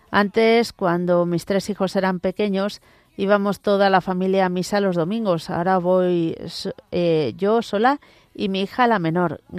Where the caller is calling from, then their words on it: Puebla de Farnals, Valencian Community, Spain; Buenas tardes … de Puebla de Farnals, de Valencia.